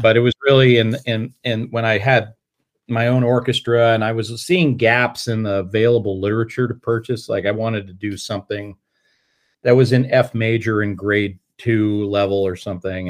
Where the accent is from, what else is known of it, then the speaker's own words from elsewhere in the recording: Colorado, United States; moved away as an adult; also born or lived in Fort Collins, Colorado; now in Ann Arbor, United States; I grew up in Colorado